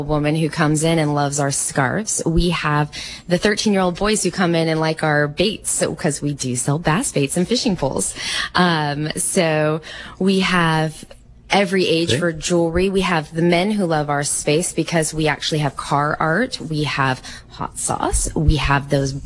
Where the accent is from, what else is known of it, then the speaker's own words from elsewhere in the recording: Monterey County, California, United States; my husband and I are both right here from Monterey County, born and raised